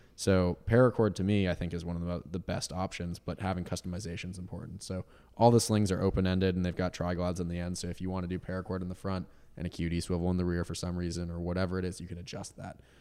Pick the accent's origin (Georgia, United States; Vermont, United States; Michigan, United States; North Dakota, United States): Vermont, United States; moved away as an adult; also born or lived in Boston, Massachusetts; I grew up in Vermont